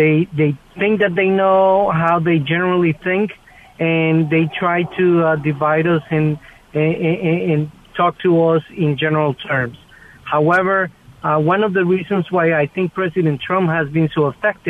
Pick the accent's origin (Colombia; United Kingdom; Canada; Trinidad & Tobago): Colombia; now in Moonachie, United States; I'm originally from Colombia.